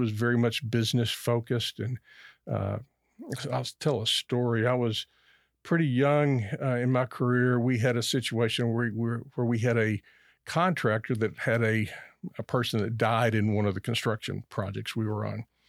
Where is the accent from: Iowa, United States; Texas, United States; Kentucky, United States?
Kentucky, United States; Lexington; I grew up in Lexington, Kentucky